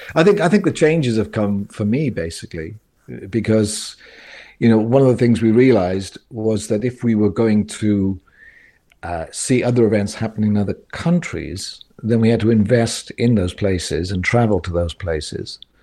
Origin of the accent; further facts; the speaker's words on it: South Wales, United Kingdom; moved away as an adult; also born or lived in Cobham, Surrey; I grew up in South Wales in a Pentecostal church